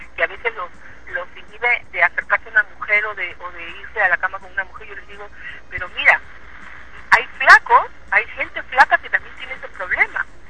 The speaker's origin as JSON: {"language": "Spanish", "country": "Peru", "said": "soy la representante de Perú"}